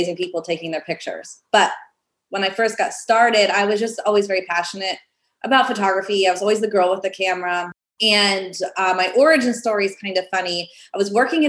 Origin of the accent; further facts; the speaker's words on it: Pennsylvania, United States; moved away as an adult; my hometown, it was like just a small town in Pennsylvania